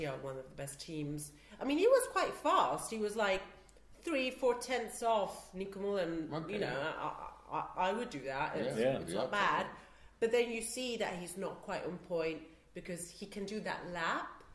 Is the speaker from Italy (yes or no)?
yes; Italy